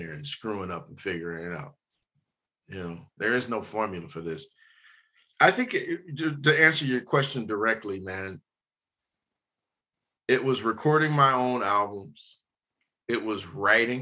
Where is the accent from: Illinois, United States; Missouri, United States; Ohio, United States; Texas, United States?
Ohio, United States; Warren; I'm a country boy, man. I'm from Warren, Ohio